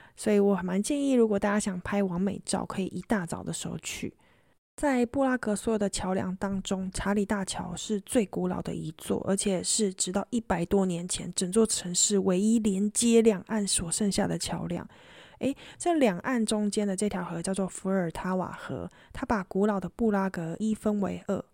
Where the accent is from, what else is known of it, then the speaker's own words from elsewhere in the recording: Taiwan; 我来自台湾